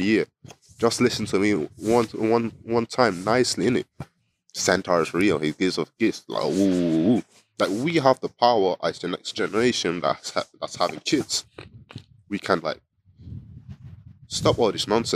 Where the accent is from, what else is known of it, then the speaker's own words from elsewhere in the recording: Sapele, Delta, Nigeria; moved away; my Coca-Cola company in my hometown, Sapele